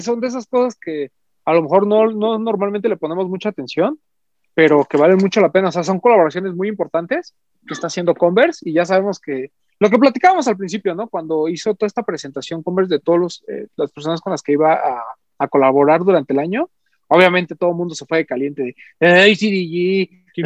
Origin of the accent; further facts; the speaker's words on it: Mexico City, Mexico; a nosotros como, como, parte de, la Ciudad de México, vamos a decirlo así, y como mexicanos en general